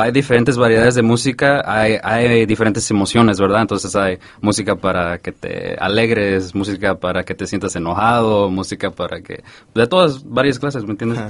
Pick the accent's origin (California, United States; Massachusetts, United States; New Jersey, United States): California, United States; Santa Ana; yo soy de Santana